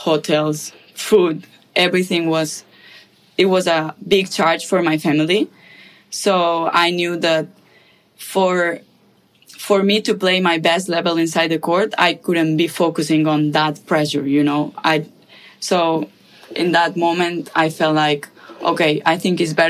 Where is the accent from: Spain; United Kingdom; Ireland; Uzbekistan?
Spain; moved away as an adult; now in United States; I'm from Spain, from a little town. It's like 3,000 something people living there